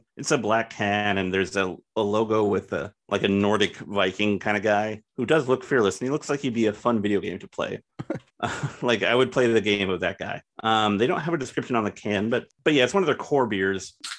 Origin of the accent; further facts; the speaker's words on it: Estacada, Oregon, United States; Oh, we go way back. We're from Estacada, Oregon.